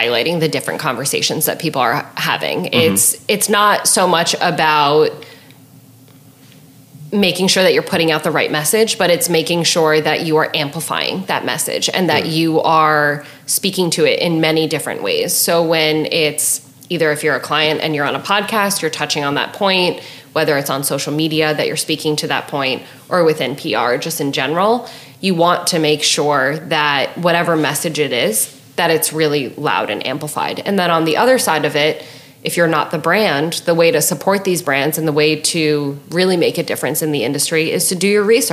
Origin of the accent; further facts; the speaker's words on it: New York, United States; I'm from New York